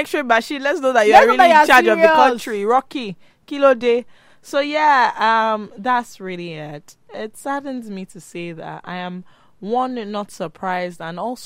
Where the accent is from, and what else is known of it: Nigeria